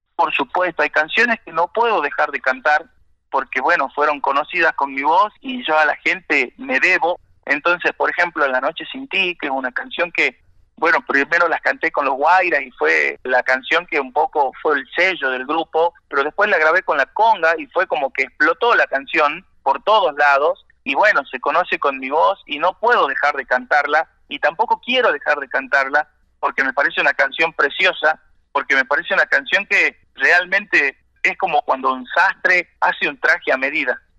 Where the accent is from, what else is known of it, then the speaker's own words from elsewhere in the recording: Salta, Argentina; yo salí de un, lugar de Salta muy humilde